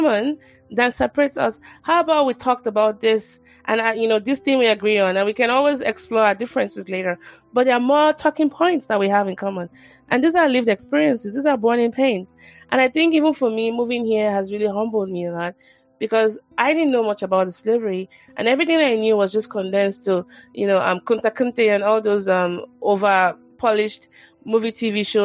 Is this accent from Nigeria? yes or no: yes; Nigeria; I'm from Nigeria